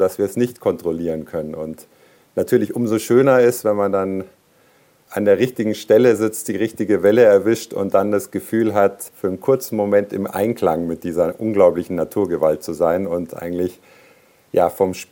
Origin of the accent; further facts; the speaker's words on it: Canary Islands, Spain; Ja, ich bin selber auf Teneriffa teilweise aufgewachsen und von da an hat es mich gepackt eigentlich.